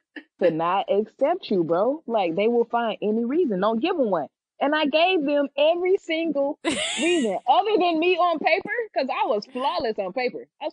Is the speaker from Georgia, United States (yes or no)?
yes; Georgia, United States; now in Cincinnati, United States; I'm from Georgia